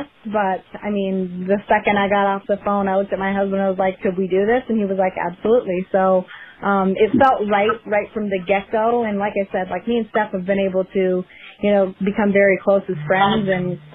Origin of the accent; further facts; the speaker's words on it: Minnesota, United States; I grew up in Minnesota